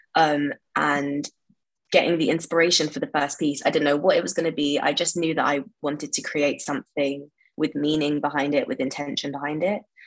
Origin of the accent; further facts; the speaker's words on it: London, United Kingdom; I grew up in West London um, and I've lived here pretty much all my life